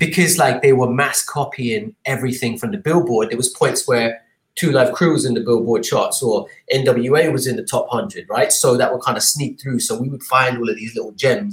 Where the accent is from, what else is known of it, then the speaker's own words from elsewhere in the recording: Dubai, United Arab Emirates; moved away as an adult; also born or lived in London, United Kingdom; growing up in Dubai was interesting in the 80s